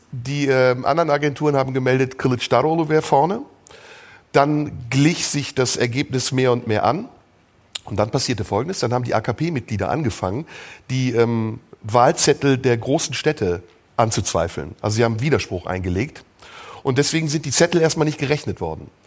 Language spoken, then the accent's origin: German; Baden-Württemberg, Germany; accent: Alemannic; Das ist meine Ostkenntnis als Wessi aus Südbaden.